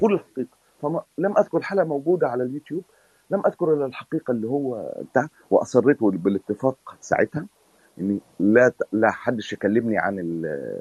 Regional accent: Egypt; moved away as an adult; انا خرجت من مصر

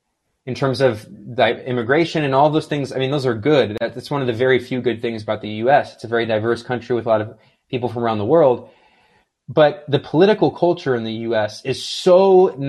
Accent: United States; I was born and raised in the United States

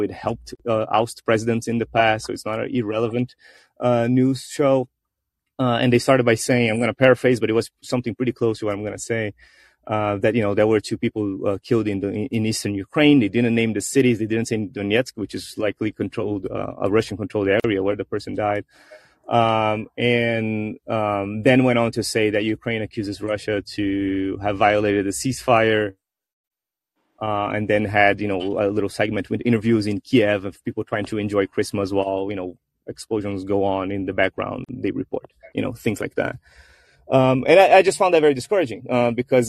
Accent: Brazil; now in United States; here in Brazil, which is my home country. I do reside in the U.S.

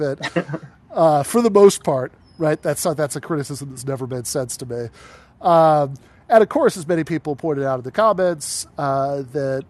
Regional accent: East Lansing, Michigan, United States; moved away as an adult; also born or lived in Grand Rapids, Michigan / Kalamazoo, Michigan; I grew up in East Lansing

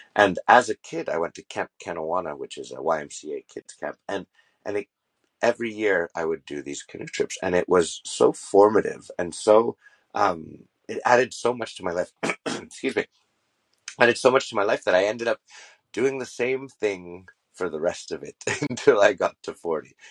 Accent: Montreal, Quebec, Canada; I'm actually born and raised in Montreal, and Montreal is a city within the province of Quebec

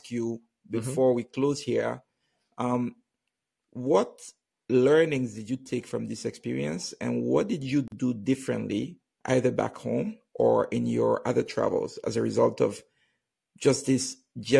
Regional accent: Benin; I was growing up in Benin

